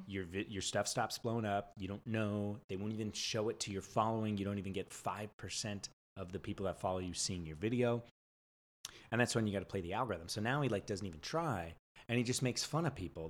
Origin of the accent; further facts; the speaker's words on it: San Diego, California, United States; moved away as an adult; also born or lived in San Francisco; now in Los Angeles, United States; I'm like a California boy, born and raised in San Diego, lived in San Francisco for like six years